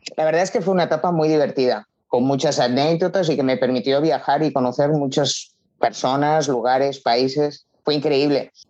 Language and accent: Spanish; Barcelona, Catalonia, Spain; tengo 53 años y soy natural de Barcelona